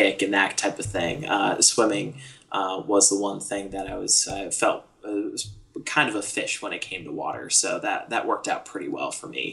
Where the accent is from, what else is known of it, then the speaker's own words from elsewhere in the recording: Parkersburg, West Virginia, United States; moved away; Originally born and raised in West Virginia.